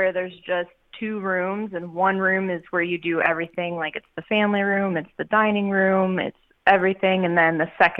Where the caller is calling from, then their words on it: Canton, Georgia, United States; I am calling from Atlanta, Georgia. Actually, I'm north. I'm close to Canton